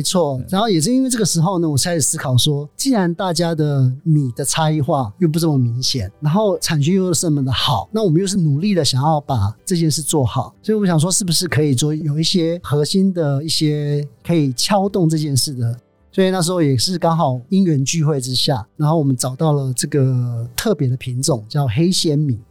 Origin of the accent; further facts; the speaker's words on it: Chishang, Taitung County, Taiwan; moved away as an adult; also born or lived in Shanghai; 离开了池上也，台湾也有段时间，所以那就想说，如果可以回到我自己长大生长的这片土地上